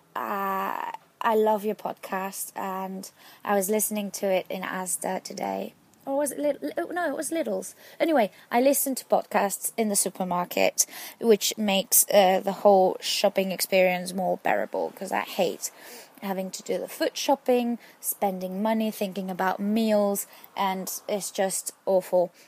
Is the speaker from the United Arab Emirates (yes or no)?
no; Spain; your, uh, Spanish follower